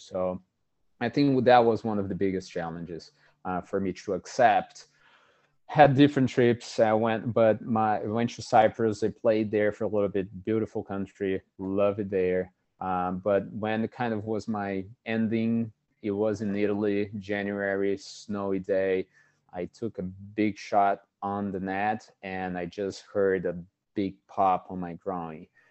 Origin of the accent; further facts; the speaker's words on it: Brazil; moved away as an adult; now in United States; I am, uh, born and raised in Brazil